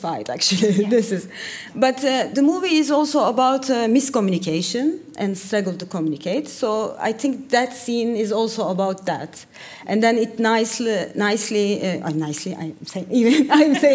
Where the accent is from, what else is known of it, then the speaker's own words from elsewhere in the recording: Turkey; I'm from Turkey